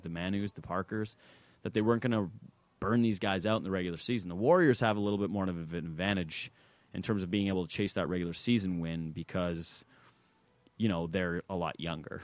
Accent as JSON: {"language": "English", "country": "Canada", "said": "as a Canadian"}